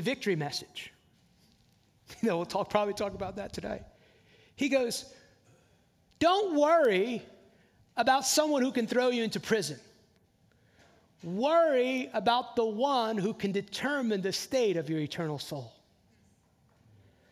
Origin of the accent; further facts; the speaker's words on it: New Jersey, United States; also born or lived in the South, United States; now in Southern United States; I live in the South now, I grew up in New Jersey